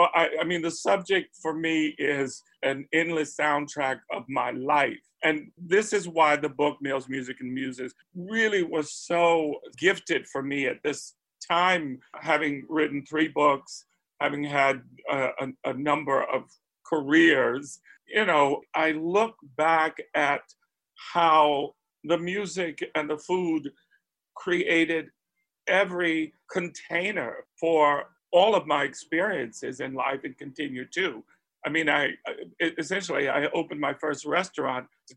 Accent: Spartanburg, South Carolina, United States; I grew up in Spartanburg, South Carolina, already a transplant from the family's foundational birthplace, which was Charleston and Beaufort and the Gullah Islands.

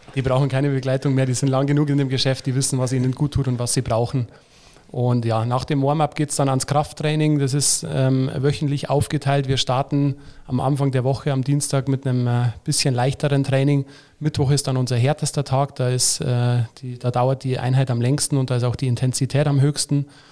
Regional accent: Lenggries, Bavaria, Germany; now in Nuremberg, Germany; da wo ich herkomme aus Lenkries

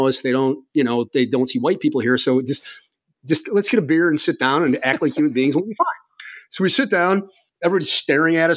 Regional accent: Chicago, Illinois, United States; I'm American from Chicago

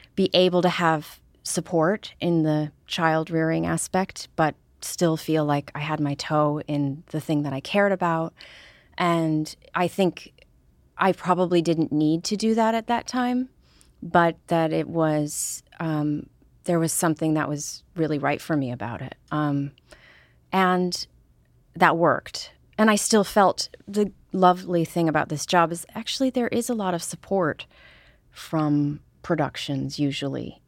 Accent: Deep River, Connecticut, United States; I'm from Deep River, Connecticut

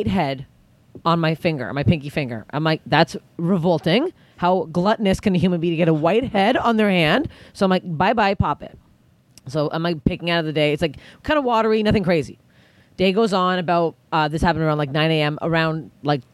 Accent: Canada; I'm Canadian

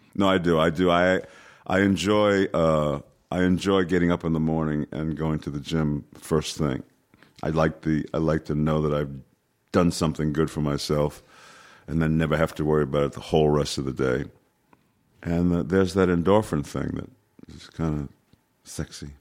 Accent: New York City, New York, United States; I was born in New York City, so, you know, I, I, I was able to walk in twenty-five minutes from my house, Yankee Stadium.

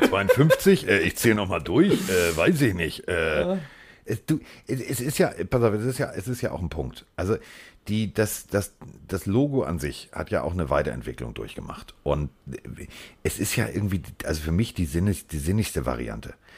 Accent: Hamburg, Germany; ich als Hamburger

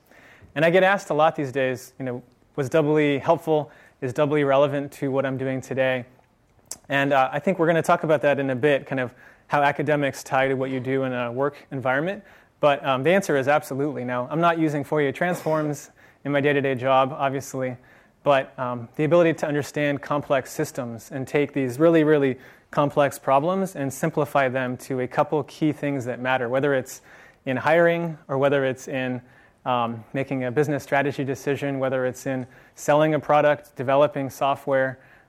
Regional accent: San Francisco, California, United States; I'm one of the few locals. I was actually born in San Francisco. I grew up in Marin County, which, if you haven't been there, is great for hiking.

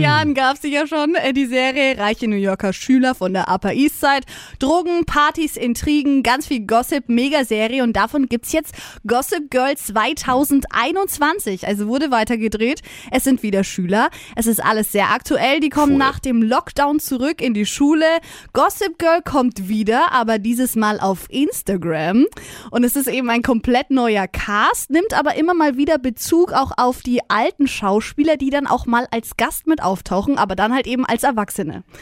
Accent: Neumarkt in der Oberpfalz, Bavaria, Germany; moved away; Ich komme ja ursprünglich aus Neumarkt.

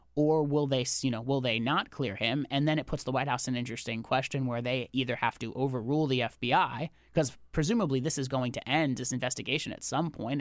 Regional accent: Connecticut, United States; I'm from Connecticut

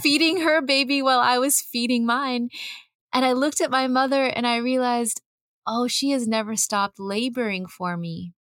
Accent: California's Central Valley, United States; I grew up in California's Central Valley

